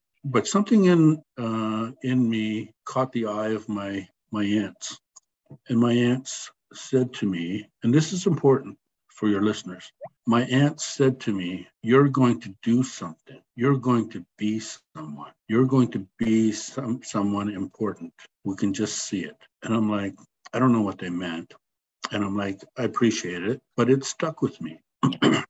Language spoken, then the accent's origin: English; Rama, Ontario, Canada; also born or lived in Orillia; I'm in the middle of the 15 kids, and so I grew up in Rama